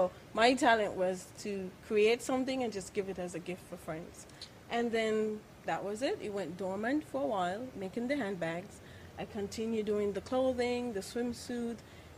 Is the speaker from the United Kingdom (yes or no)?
no; St. Kitts & Nevis; also born or lived in Anguilla; I was born in Rainbow City. That's Anguilla. Yeah. And I was raised in St. Kitts.